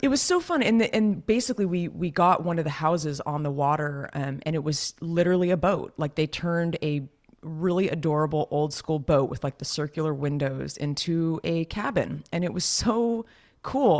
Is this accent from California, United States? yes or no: yes; Los Gatos, California, United States; moved away; my hometown, Los Gatos